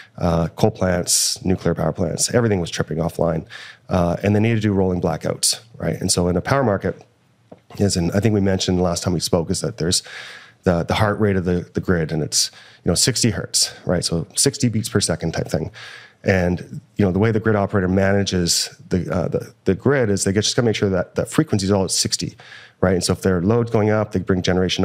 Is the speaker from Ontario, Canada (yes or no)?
no; Alberta, Canada; I'm from Alberta.